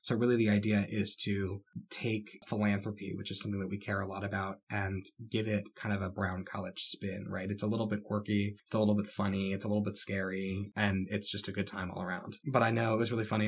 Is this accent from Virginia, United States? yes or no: yes; Haymarket, Virginia, United States; also born or lived in Texas / Crystal City, Virginia; I grew up in Haymarket, Virginia